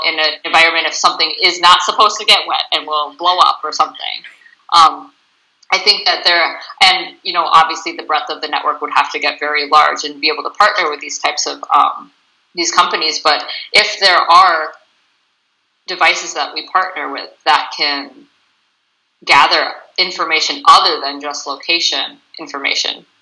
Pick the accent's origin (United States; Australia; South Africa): United States; Bloomington, Minnesota; moved away as an adult; I'm originally from Bloomington, Minnesota, and I moved up here about six years ago